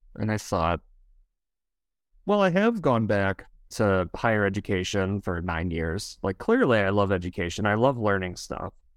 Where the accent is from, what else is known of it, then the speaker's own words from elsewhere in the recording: Wisconsin, United States; accent: Wisconsin; I am from Wisconsin.